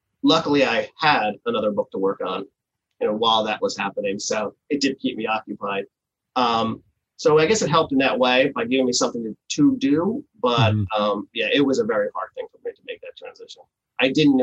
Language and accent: English; New Jersey, United States; moved away; I grew up in New Jersey